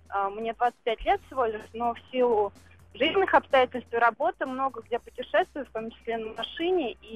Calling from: Moscow, Russia; я вам звоню из Москвы.

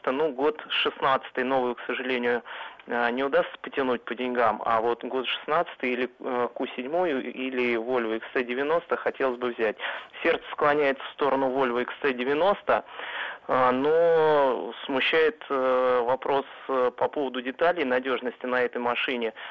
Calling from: Moscow Oblast, Russia; А, добрый день … я из Подмосковья.

